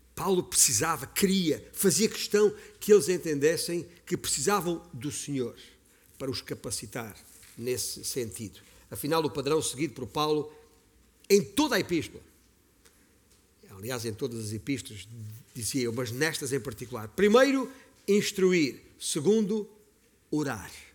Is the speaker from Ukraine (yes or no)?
no; Beja, Alentejo, Portugal; eu nasci em Beja, no Alentejo